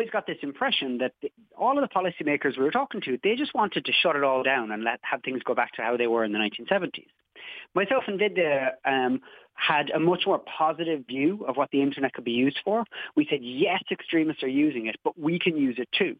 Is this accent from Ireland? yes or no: yes; Cobh, Munster, Ireland; I'm from Cove down in County Cork